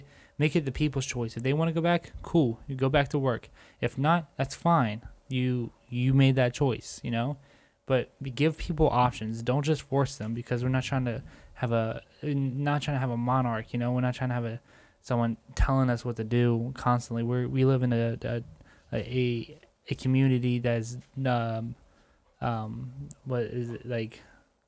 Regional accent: United States; as American people

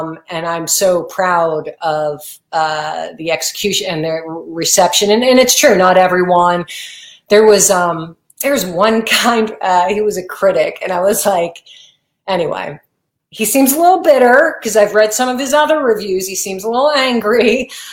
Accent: New Jersey, United States; I grew up in New Jersey

